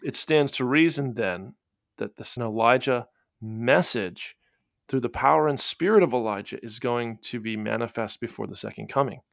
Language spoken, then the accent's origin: English; Florida, United States; I come from Florida